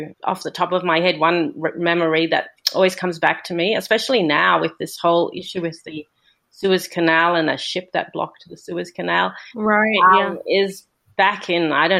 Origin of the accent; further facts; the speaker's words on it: Australia; also born or lived in Singapore; I'm currently living in Australia, and I'm from Australia, but I've spent most of my life living all over the world. I moved back to Australia after living in Singapore for a long time with my family, and I'm currently in Melbourne, Australia